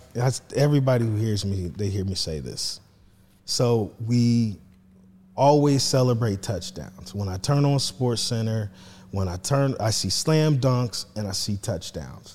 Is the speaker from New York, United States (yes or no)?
no; Marion, Indiana, United States; I'm from Marion High School